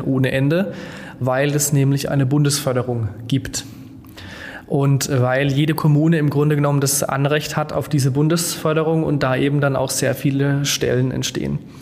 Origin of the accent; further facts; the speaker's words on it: Germany; als Deutsche beziehungsweise als Europäer